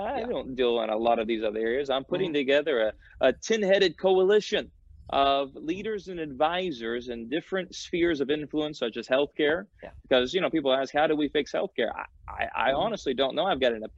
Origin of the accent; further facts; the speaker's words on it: Tiowa, between Claremore and Inola, Oklahoma, United States; also born or lived in Tulsa, Oklahoma; I grew up in a little place called Tiowa, in between Claremore and Inola